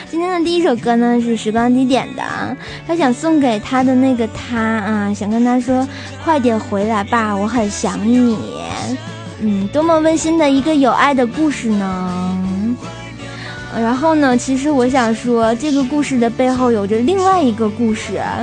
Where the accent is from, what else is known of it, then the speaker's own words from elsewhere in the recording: Tianjin, China; 我是天津人啊